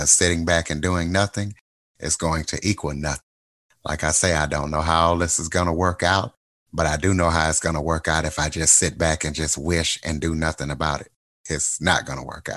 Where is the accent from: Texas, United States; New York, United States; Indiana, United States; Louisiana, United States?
Louisiana, United States; accent: Louisiana; moved away as an adult; also born or lived in Wichita, Kansas; now in Kansas, United States; I'm from Louisiana, so I still have my Louisiana accent